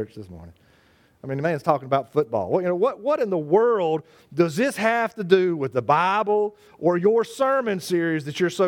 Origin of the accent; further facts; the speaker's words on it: Charlotte, North Carolina, United States; that was my team growing up in Charlotte, North Carolina